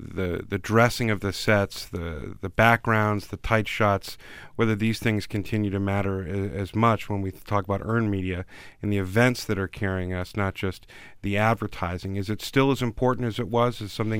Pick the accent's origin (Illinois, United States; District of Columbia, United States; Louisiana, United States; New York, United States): District of Columbia, United States; Washington; I consider myself a true Washingtonian, born and raised in the District of Columbia, parents who came here from various parts of the United States.